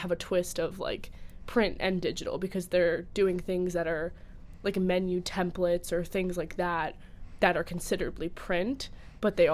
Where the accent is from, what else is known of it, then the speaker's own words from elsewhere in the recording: New Jersey, United States; I'm from New Jersey